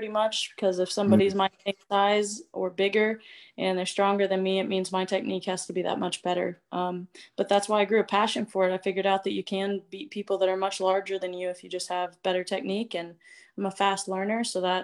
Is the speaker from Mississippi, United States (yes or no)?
no; Springfield, Missouri, United States; moved away as an adult; now in Norfolk, United States; Hometown and basically where I'm originally from is Springfield, Missouri.